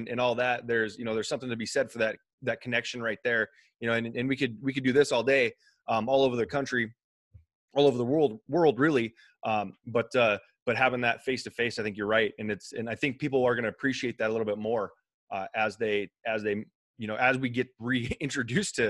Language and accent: English; the Northwest, Pacific Northwest, United States; moved away; I'm from the Northwest